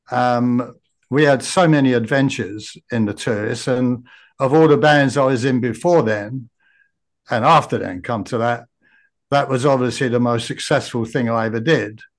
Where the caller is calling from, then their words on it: Brisbane, Queensland, Australia; also born or lived in Japan; I'm at Brisbane, uh-huh. Australia.